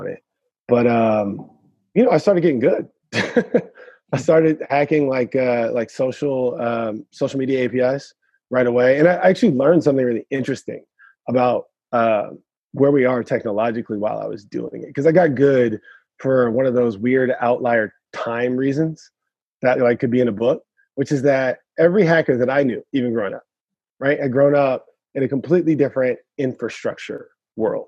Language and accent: English; the Bay Area, California, United States; moved away; I'm from the Bay. So I grew up with a bunch of hackers too